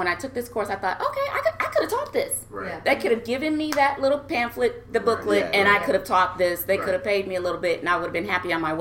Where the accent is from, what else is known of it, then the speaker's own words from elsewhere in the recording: Nebraska, United States; moved away as an adult; also born or lived in Hawaii; grew up in Nebraska, born and raised in Nebraska